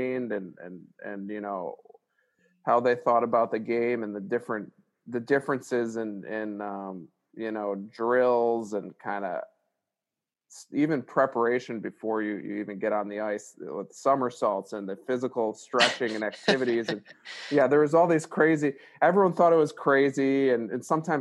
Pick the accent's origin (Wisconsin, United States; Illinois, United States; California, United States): Illinois, United States; Glenview; I grew up in Illinois, Glengall, Illinois